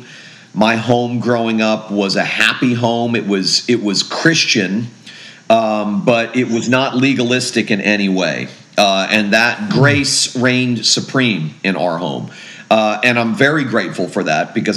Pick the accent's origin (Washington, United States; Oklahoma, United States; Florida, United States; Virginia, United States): Florida, United States; Fort Lauderdale; also born or lived in Jacksonville, Florida; I grew up in Fort Lauderdale, Florida, born in Jacksonville, grew up in Fort Lauderdale.